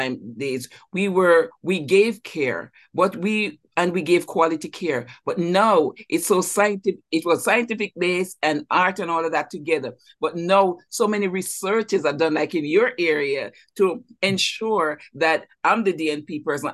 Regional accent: Jamaica; moved away as an adult; now in United States; I'm also from Jamaica, West Indies

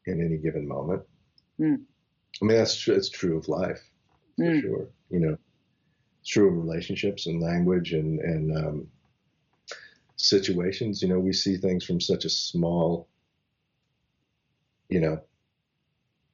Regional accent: Los Angeles, California, United States; I grew up in Los Angeles at a time when everybody was listening to whatever was happening in the late 70s

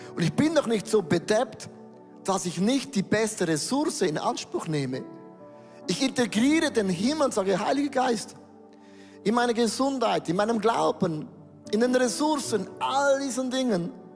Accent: Switzerland; wir sind ja Schweizer

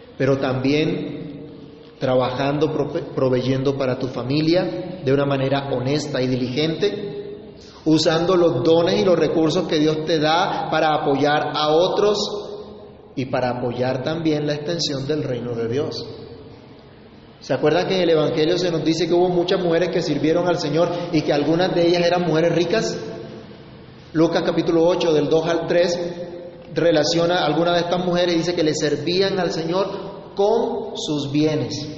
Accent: Colombia; somos colombianos

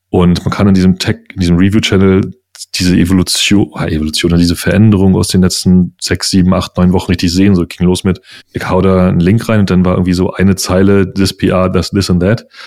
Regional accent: Uckermark, Brandenburg, Germany; now in Berlin, Germany; ich bin ein Ur-Uckermerker. Ich bin nur schon viel zu lange in dieser Stadt

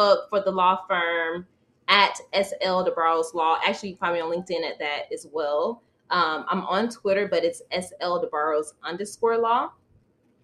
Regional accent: Florida, United States; That's exactly where I grew up, in the South, Florida

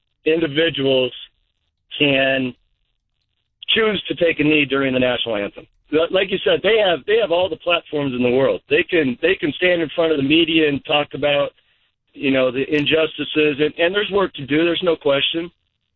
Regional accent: Denver, Colorado, United States; I grew up here in Denver

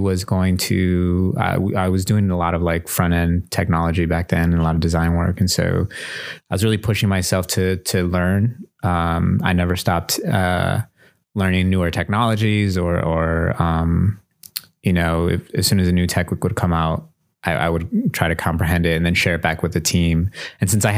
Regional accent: Milwaukee, Wisconsin, United States; Native Milwaukeean, part from the South Side. I live on the East Side right now, but born and raised on the South Side

